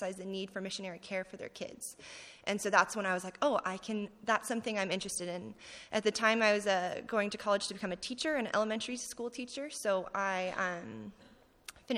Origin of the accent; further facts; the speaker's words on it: California, United States; moved away as an adult; I'm from California, born and raised